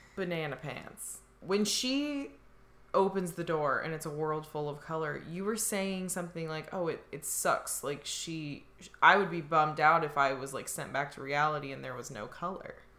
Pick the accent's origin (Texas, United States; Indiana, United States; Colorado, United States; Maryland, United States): Indiana, United States; I grew up in Indiana where like there were tornadoes